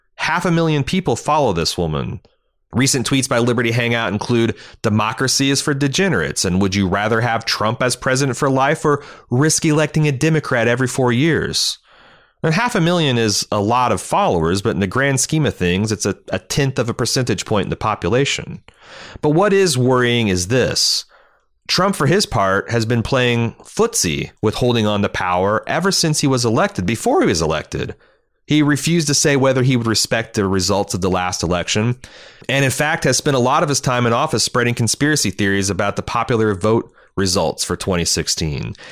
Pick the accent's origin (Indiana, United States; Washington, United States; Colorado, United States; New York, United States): Indiana, United States; Mooresville; my hometown of Mooresville, Indiana